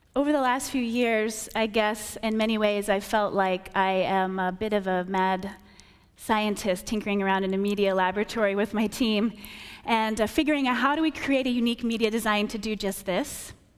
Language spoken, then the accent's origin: English; rural Wisconsin, United States; I grew up in Wisconsin, rural Wisconsin, and I was homeschooled